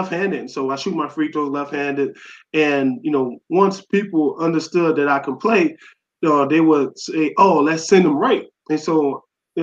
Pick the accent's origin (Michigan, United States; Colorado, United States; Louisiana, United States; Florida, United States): Louisiana, United States; New Orleans; born and raised in New Orleans. I'm a who dat to the heart